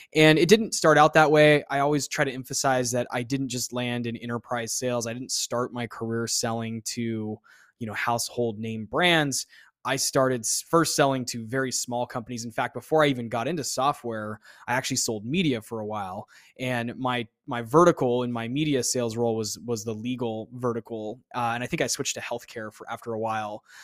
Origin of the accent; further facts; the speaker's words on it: Phoenix, Arizona, United States; moved away as an adult; also born or lived in Austin, Texas; I left my hometown, eh, of Phoenix, Arizona after school, after I finished college, and I moved to Austin, Texas